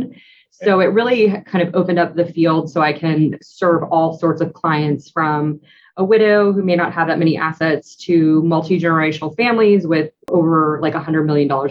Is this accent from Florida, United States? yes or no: yes; St. Petersburg, Florida, United States; I grew up in St. Petersburg, Florida